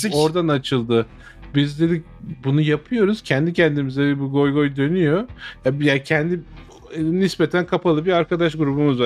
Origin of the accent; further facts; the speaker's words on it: Turkey; now in United States; bizim ülkemizin insanının